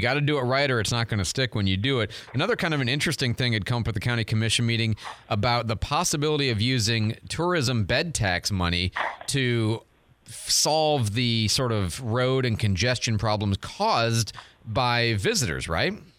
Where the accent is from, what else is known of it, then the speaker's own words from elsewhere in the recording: Detroit, Michigan, United States; moved away; I'm from Detroit a long time ago